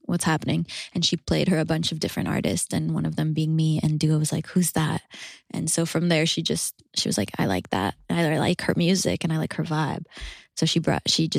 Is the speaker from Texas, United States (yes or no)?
no; San Francisco, California, United States; also born or lived in Paris, France; I'm from San Francisco